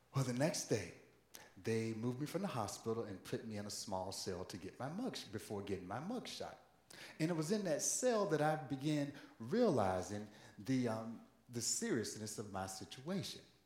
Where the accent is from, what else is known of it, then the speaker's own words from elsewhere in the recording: Virginia, United States; moved away; home state of Virginia in the city of Norfolk